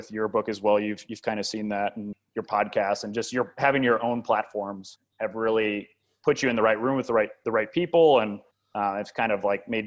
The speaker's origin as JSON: {"language": "English", "town": "Wildwood", "region": "Missouri", "country": "United States", "tie": "born or raised there", "also_born_or_lived": "Prague, Czech Republic", "moved": "as an adult", "lives_now": "Tbilisi, Georgia", "said": "born and raised in Wildwood, Missouri"}